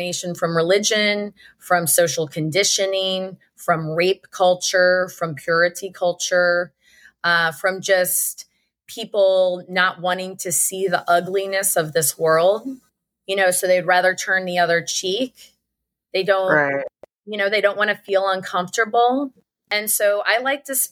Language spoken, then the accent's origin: English; St. Louis, Missouri, United States; I grew up in St. Louis, Missouri